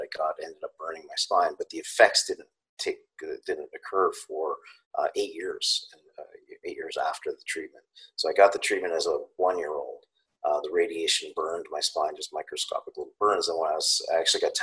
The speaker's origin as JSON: {"language": "English", "country": "Canada", "tie": "born or raised there", "said": "I'm Canadian"}